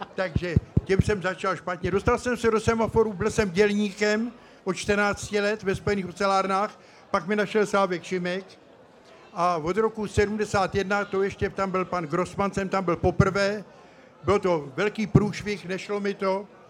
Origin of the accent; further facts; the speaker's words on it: České Budějovice, South Bohemian Region, Czechia; moved away; jsem tady v Českých Budějovicích, protože své mládí jsem prožil v Nemanicích